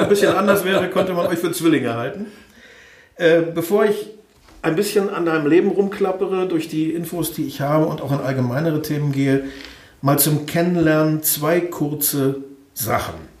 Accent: Osnabrück, Lower Saxony, Germany; also born or lived in East Germany; now in Hanover, Germany; der VfL Osnabrück, da wo ich aufgewachsen bin

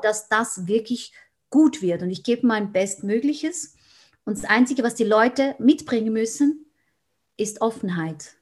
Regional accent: Switzerland; Ich bin aus der Schweiz

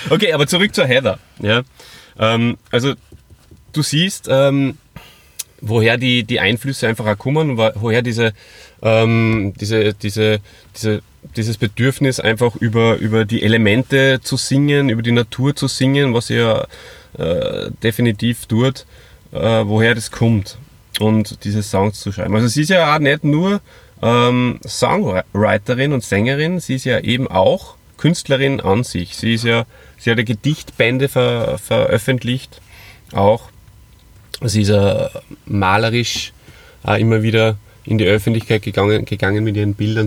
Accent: Hof and Salzburg, Austria; moved away; meine Friends aus meiner alten Heimat, äh, Hof und Salzburg

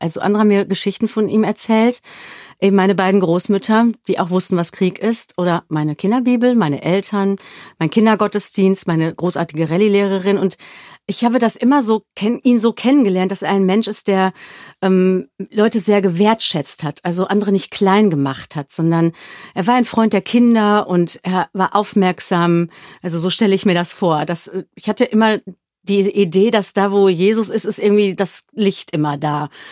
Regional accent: Germany; also born or lived in South Africa; ich war als Deutsche

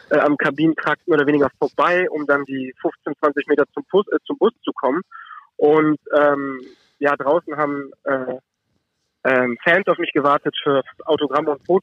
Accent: Düsseldorf, North Rhine-Westphalia, Germany; auch nicht den Kölnern als Düsseldorfer.

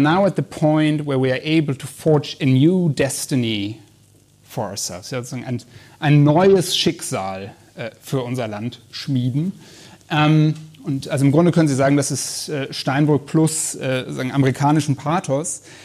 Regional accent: North Rhine-Westphalia, Germany; ich komme aus Nordrhein-Westfalen

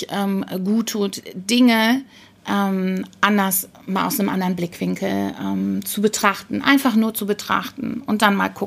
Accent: Rhineland, Germany; ich komme aus dem Rheinland, bin hier in Hessen und ähm, ich genieße die Zugfahrt insbesondere und für jeden Kilometer, den ich meiner Heimat näher komme.

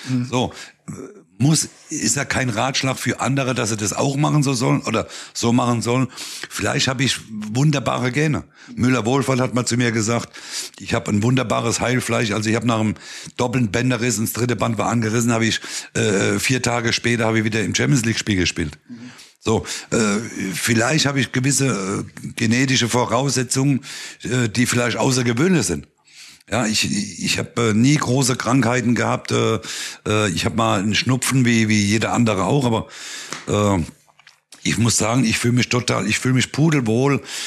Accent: Neustadt, Germany; bei uns in Neustadt bei unserer ersten Mannschaft

